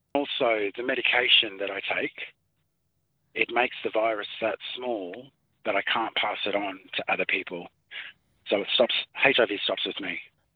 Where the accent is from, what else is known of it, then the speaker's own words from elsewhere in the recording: Townsville, Queensland, Australia; now in Cherbourg, Australia; I was born in Townsville